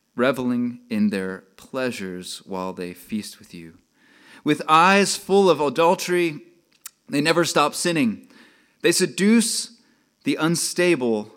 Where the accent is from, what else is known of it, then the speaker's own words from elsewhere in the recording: Texas, United States; accent: Texas; moved away; I'm from Texas. If you couldn't tell, I can talk more of a Texas accent